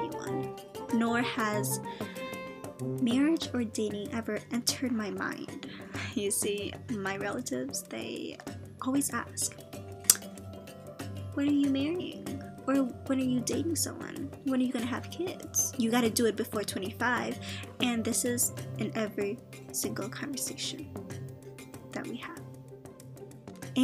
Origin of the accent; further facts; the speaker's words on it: United States; I was born in the States